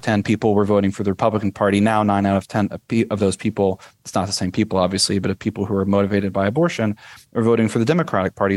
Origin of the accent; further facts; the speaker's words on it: United States; moved away as an adult; now in Hungary; as an American